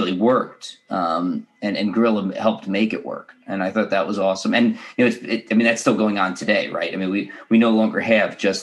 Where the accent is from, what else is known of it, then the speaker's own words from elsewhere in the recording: New York City, New York, United States; I grew up in the New York City area